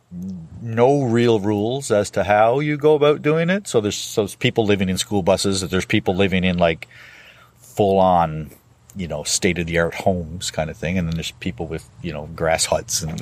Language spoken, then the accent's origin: English; Newfoundland and Labrador, Canada; moved away; I'm from Newfoundland originally